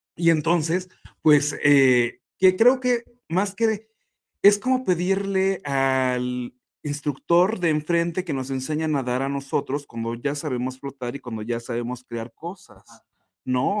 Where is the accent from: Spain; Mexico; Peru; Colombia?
Mexico; aquí en México